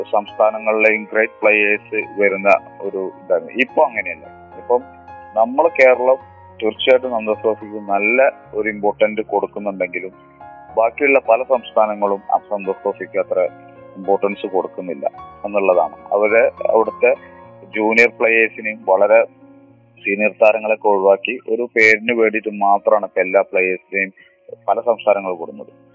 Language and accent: Malayalam; Mampad, Kerala, India; ഞാൻ മലപ്പുറം ഡിസ്ട്രിക്റ്റിൽ മമ്പാട് എന്നൊരു കൊച്ചു ഗ്രാമത്തിലാണ്